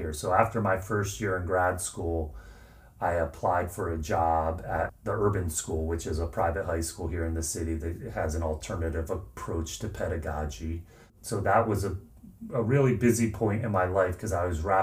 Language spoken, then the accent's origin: English; outside of Philadelphia, Pennsylvania, United States; I grew up outside of Philadelphia